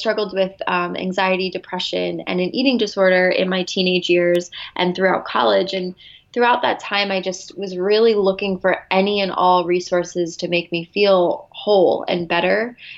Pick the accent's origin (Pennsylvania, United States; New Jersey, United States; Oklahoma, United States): Pennsylvania, United States; Philadelphia; now in Los Angeles, United States; I am from the Philadelphia area, but I recently just moved out to LA.